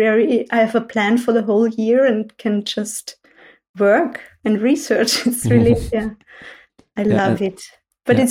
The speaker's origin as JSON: {"language": "English", "region": "Salzburg countryside", "country": "Austria", "tie": "born or raised there", "moved": "as an adult", "lives_now": "Vienna, Austria", "said": "I'm from the countryside, so not from a city. So I was born in Salzburg on the countryside"}